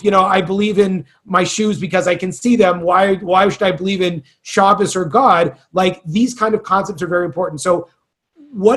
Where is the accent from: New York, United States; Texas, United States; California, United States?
California, United States; moved away; I'm from California